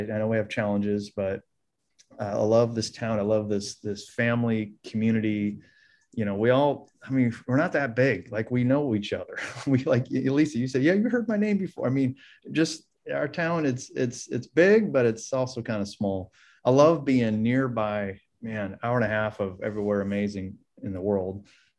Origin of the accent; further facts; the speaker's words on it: Cedar Rapids, Iowa, United States; moved away as an adult; also born or lived in Virginia / Florida; now in Modesto, United States; So born and raised in Iowa, obviously. Why else would I be an Iowa fan? And then went to school in Virginia, and we spent time in Florida.